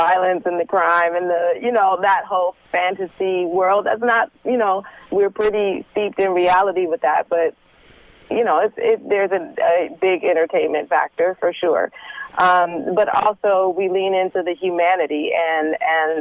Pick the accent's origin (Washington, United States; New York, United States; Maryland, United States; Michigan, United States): Michigan, United States; Detroit; I'm from Detroit. Yes. So I, you know, am able to draw from, you know, some of my surroundings growing up